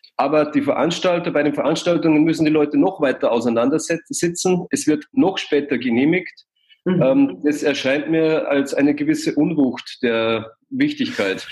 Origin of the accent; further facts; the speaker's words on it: Passau, Bavaria, Germany; now in Munich, Germany; in Passau, wo ich herkomme